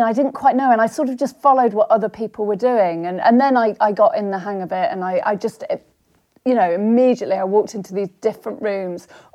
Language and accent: English; Somerset, South West England, United Kingdom; moved away as an adult; also born or lived in London; I grew up in Somerset